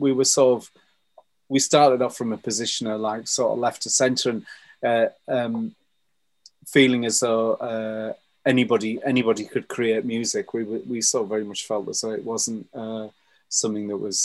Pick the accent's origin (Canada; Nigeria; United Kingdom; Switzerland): United Kingdom; Billingham, North East England; The northeast of England, a place called Billingham